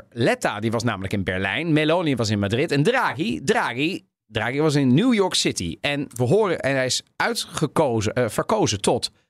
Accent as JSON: {"language": "Dutch", "town": "Amsterdam", "region": "North Holland", "country": "Netherlands", "said": "En nee, niet alleen maar omdat ik uit Amsterdam kom."}